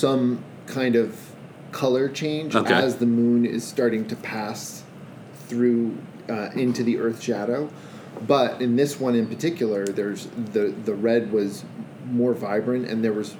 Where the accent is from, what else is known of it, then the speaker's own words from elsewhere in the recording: Boston, Massachusetts, United States; I am a Bostonian.